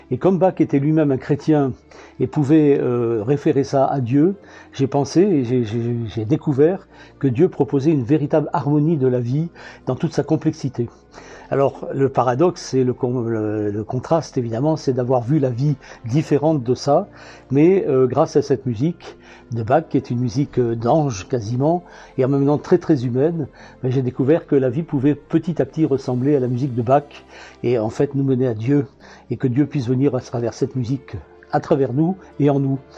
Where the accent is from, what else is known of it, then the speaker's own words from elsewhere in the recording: Antibes, Provence-Alpes-Côte d'Azur, France; quand je suis originaire d'Antibes, euh, il y a un festival de jazz à jean lépin